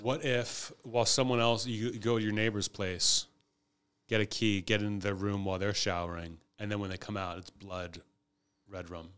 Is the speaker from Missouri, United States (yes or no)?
no; Pittsburgh, Pennsylvania, United States; moved away; I was from Pittsburgh